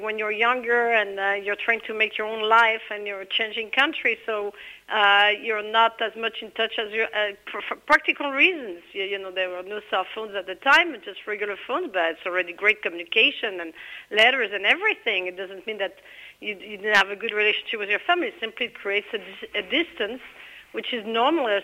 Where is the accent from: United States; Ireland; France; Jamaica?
France; now in Israel; I was raised in France